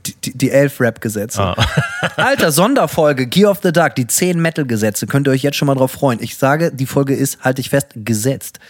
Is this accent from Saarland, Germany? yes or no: no; Bremen, Germany; bei uns in Bremen